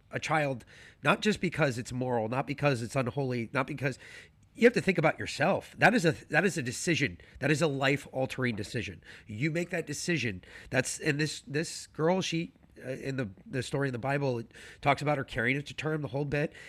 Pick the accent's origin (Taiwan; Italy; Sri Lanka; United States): United States; New York City, New York; I grew up in New York City